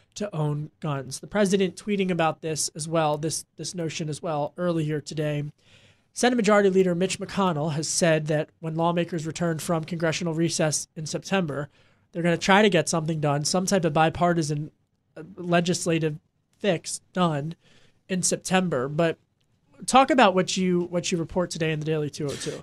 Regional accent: Delaware County, outside Philadelphia, Pennsylvania, United States; moved away; I grew up right outside of Philadelphia in Delco

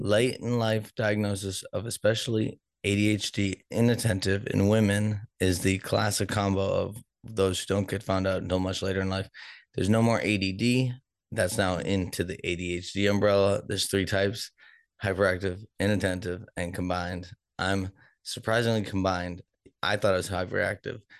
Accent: Boston, Massachusetts, United States; also born or lived in Denver; now in Kansas City, United States; I'm from Boston, where we're also Democratic

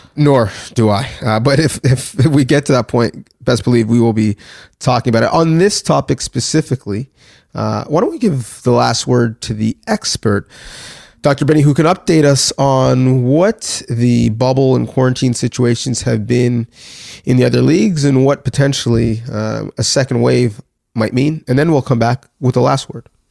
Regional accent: Canada; I, am speaking, you know, as a Canadian specifically

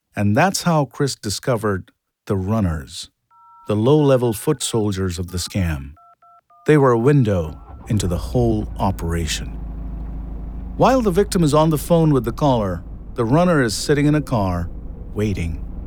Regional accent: India; moved away; I was born and raised in India

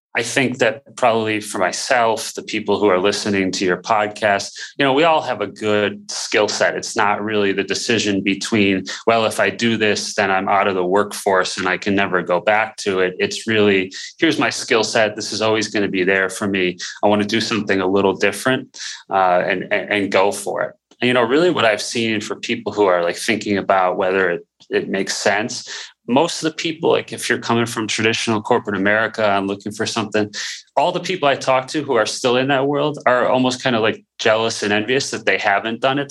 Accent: Buffalo, New York, United States; moved away as an adult; also born or lived in Dallas / Houston; my background really growing up in Buffalo, small town

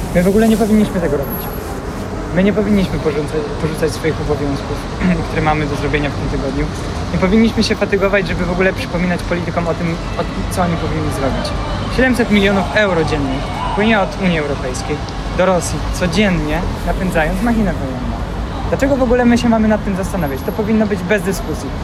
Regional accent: Ukraine; now in Poland; jestem Ukraińcem

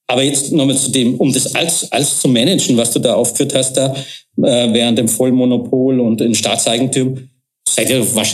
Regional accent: Germany; Ich glaube, selbst ich als Deutscher habe das herausgehört.

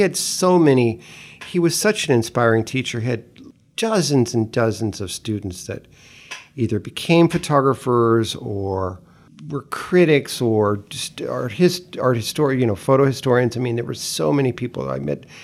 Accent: Greenwich, Connecticut, United States; also born or lived in Tennessee (ancestry) / northern Florida (ancestry); eventually moved from the, to Greenwich, from Greenwich Village to Old Greenwich, Connecticut. So, I went from one Greenwich to the another Greenwich.

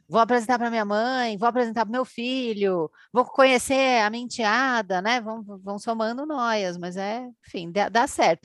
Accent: Brazil; a gente é aqui do Brasil

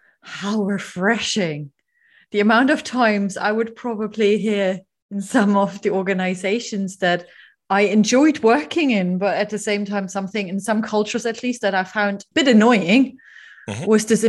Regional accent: Germany; moved away; my home country, in Germany.

